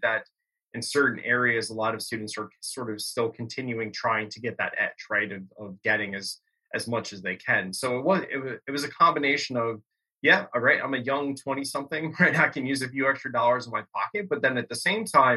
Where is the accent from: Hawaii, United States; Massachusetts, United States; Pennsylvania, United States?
Pennsylvania, United States; Bucks County; growing up in Bucks County, PA